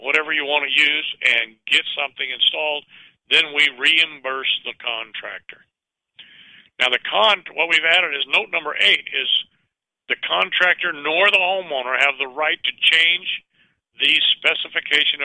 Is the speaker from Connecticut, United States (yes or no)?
no; Richmond, California, United States; also born or lived in San Pablo, California; I grew up in Richmond, California